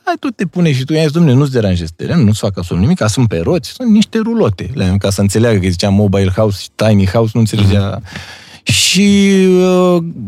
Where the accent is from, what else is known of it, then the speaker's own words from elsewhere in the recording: Romania; Noi, ca și români